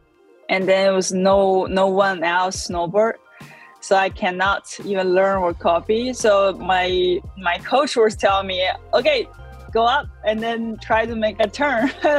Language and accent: English; China; I'm from China, and I'm a snowboarder.